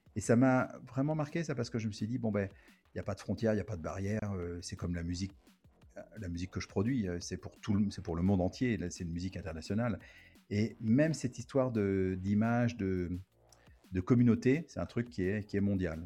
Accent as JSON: {"language": "French", "country": "France", "moved": "yes", "lives_now": "Los Angeles, United States", "said": "je suis français"}